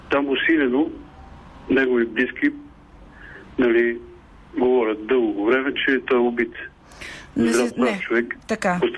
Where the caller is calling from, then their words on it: Pirdop, Sofia Province, Bulgaria; съм от Пирдоп.